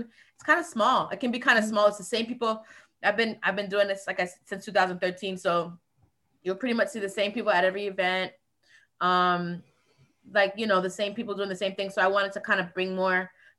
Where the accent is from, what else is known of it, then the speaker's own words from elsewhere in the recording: Florida, United States; also born or lived in Virgin Islands; I grew up in South Florida and in the Virgin Islands.